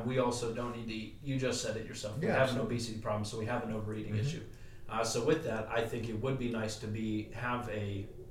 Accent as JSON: {"language": "English", "country": "United States", "said": "as an American"}